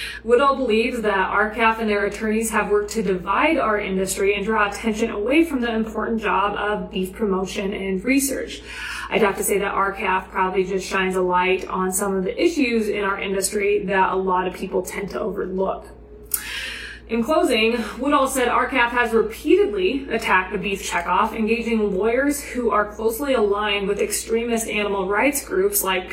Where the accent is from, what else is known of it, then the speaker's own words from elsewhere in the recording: Nebraska, United States; In my home state of Nebraska